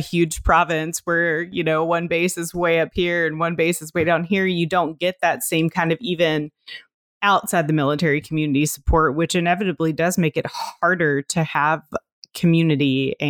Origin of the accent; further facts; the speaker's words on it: Virginia, United States; I was born and raised here in Virginia. So I come at any situation, no matter where I go, with that bent of Southern hospitality.